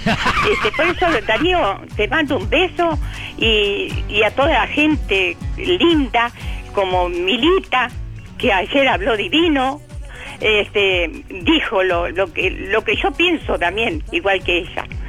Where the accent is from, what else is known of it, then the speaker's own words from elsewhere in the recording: Uruguay; nosotros somos, somos uruguayos